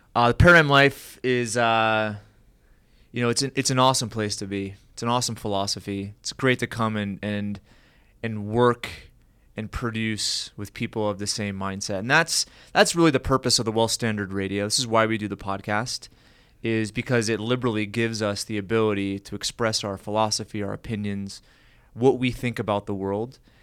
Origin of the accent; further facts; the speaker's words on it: United States; growing up as an American